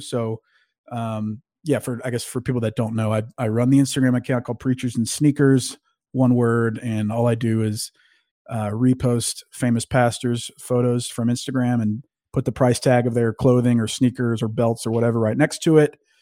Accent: North Louisiana, United States; moved away as an adult; also born or lived in Arkansas / Austin, Texas / Jacksonville, North Carolina; now in Dallas, United States; I live in Dallas, Texas. I grew up in North Louisiana.

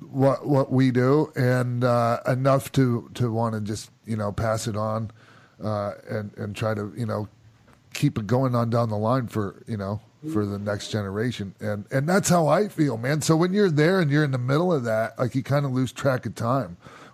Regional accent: Minneapolis–Saint Paul, Minnesota, United States; the Twin Cities, my hometown.

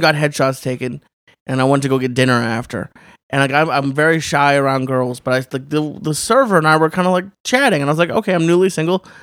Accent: Sudbury, Massachusetts, United States; I grew up. It's called Sudbury

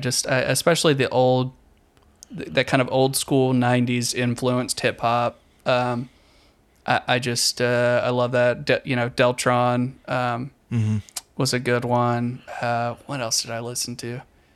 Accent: the South, United States; especially growing up in the South, I think it just feels so rooted in like, like America, I guess.

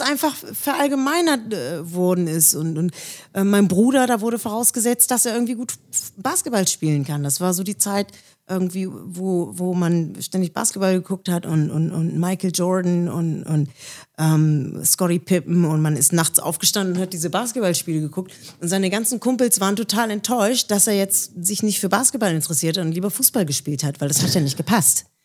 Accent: Villingen-Schwenningen, Baden-Württemberg, Germany; also born or lived in Schleswig-Holstein; now in Rheinfelden, Germany; Also, ich bin in Villingen-Schwenningen geboren. Das ist im Schwarzwald in der Nähe von Freiburg.

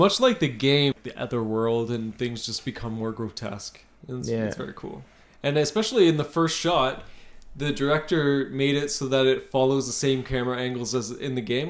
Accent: Canada; accent: Canadian; we're from Canada, so we have Canadian accents.

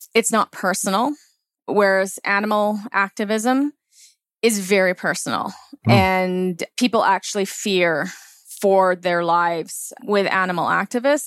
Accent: Langley, British Columbia, Canada; I grew up in Langley

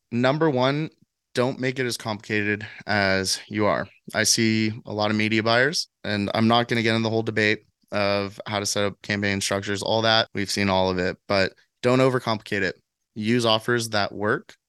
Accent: San Diego, California, United States; now in Nashville, United States; I'm from San Diego and I came straight to Nashville

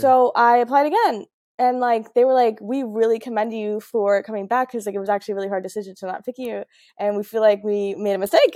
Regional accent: Florida, United States; also born or lived in Trinidad (ancestry); I'm obviously American, I was born here, I was raised here

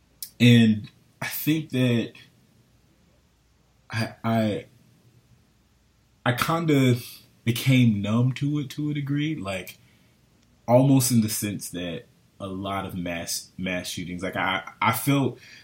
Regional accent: Florida, United States; This is home

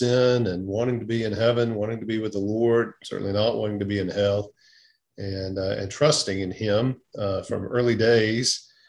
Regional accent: South Mississippi, United States; moved away as an adult; now in Gwinnett County, Georgia, United States; I grew up in South Mississippi, grew up, actually my parents became believers shortly after I was born. So raised in a Christian home

